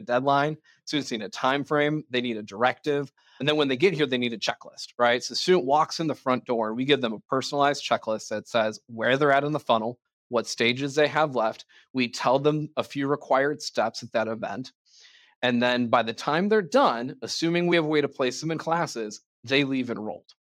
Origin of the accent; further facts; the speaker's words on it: Ireland; I'm an Irishman